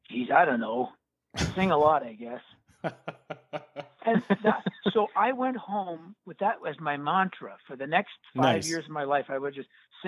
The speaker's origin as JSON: {"language": "English", "town": "Scarborough", "region": "Ontario", "country": "Canada", "tie": "born or raised there", "said": "I grew up in Scarborough, Ontario, Canada."}